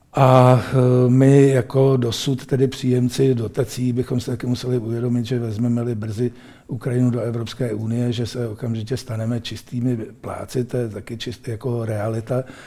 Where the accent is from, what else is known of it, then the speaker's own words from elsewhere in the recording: Czechia; a my tady jako Češi